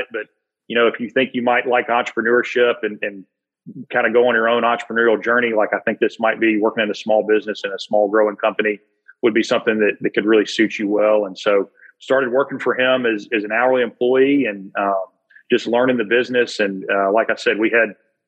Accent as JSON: {"language": "English", "town": "Birmingham", "region": "Alabama", "country": "United States", "tie": "born or raised there", "said": "born and raised in Birmingham, Alabama"}